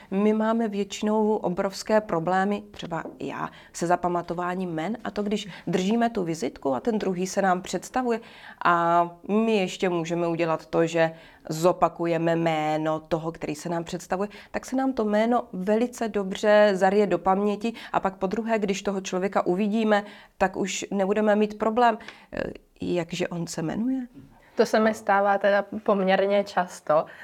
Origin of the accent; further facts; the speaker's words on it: Bohemia, Czechia; tady u nás v Čechách?